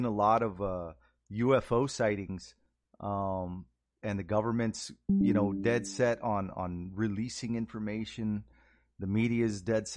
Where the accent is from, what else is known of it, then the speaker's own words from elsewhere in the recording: Texas, United States; I'm from Texas. I love Texas